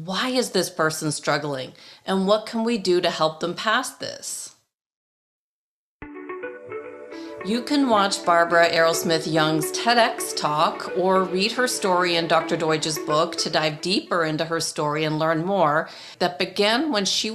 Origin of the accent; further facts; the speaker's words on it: Toronto, Ontario, Canada; now in Arizona, United States; Toronto, where I grew up and went to school